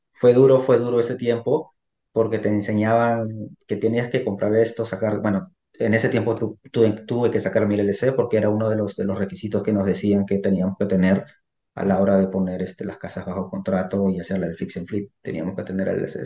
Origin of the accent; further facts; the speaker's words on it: Peru; now in United States; yo originalmente soy peruano. Yo resido aquí en los Estados Unidos ya más de 20 años aquí en este país